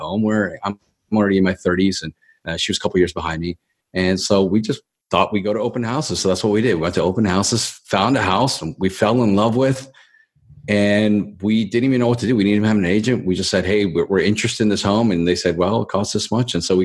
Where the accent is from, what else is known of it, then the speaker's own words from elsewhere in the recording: Baltimore, Maryland, United States; moved away as an adult; now in Los Angeles, United States; I'm from Baltimore, Maryland.